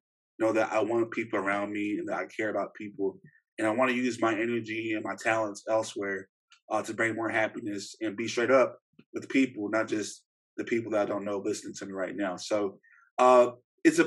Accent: Shreveport, Louisiana, United States; moved away; I'm from Shreveport, Louisiana, originally

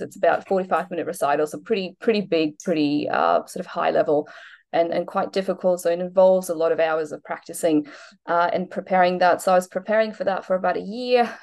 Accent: Poland; moved away as an adult; now in Australia; I'm originally from Poland, so I moved to Australia when I was 19

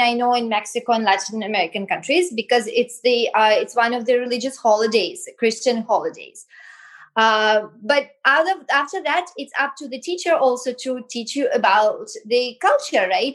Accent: Belarus; also born or lived in France / United States; now in India; I grew up in Belarus, right? Then I moved to France

